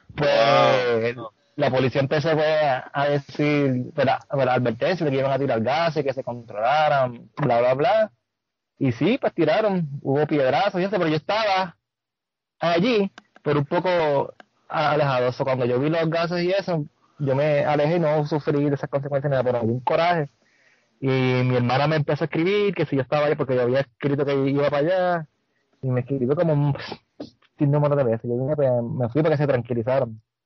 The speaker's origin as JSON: {"language": "Spanish", "country": "Puerto Rico", "said": "como todo puertorriqueño que vive aquí, este, la mayoría de nuestra familia"}